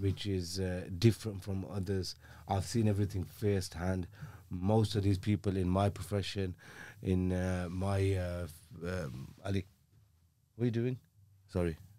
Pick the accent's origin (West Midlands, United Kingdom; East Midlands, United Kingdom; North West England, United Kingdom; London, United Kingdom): West Midlands, United Kingdom; Birmingham; I grew up in a, um, in North, I think it's North, comes under North Birmingham. It's, uh, an area called Aston